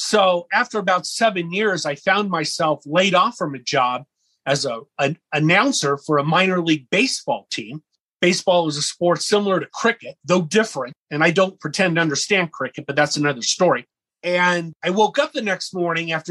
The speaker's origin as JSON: {"language": "English", "town": "Los Angeles", "region": "California", "country": "United States", "tie": "born or raised there", "said": "When I was a boy, I grew up in Los Angeles, California"}